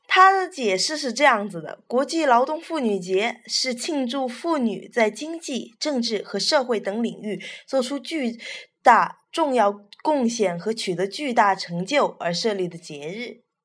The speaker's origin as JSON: {"language": "Chinese", "country": "China", "said": "我们是中国人嘛"}